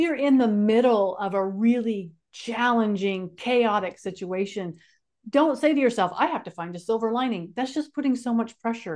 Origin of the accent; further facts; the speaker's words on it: California, United States; moved away as an adult; also born or lived in North Carolina; I grew up in California, and he moved me from California out to North Carolina